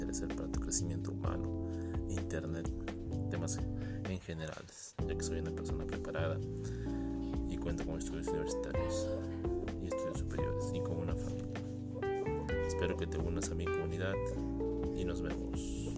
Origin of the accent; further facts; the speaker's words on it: Peru; soy de Perú